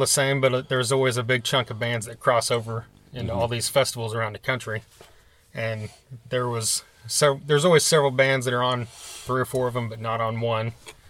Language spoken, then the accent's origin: English; Oklahoma, United States; we're from Oklahoma, and this festival takes place about 45 minutes from our house